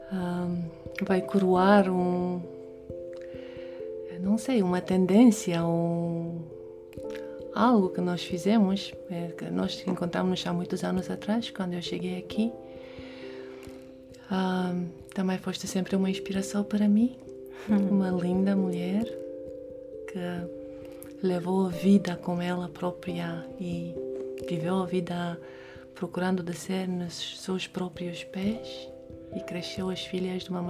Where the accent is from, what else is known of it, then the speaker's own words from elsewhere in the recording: Romania; Portuguese is a second language; now in Portugal; Então, sim, nasci na Romênia, uh, estudei lá, foi uma das melhores alunas de matemática física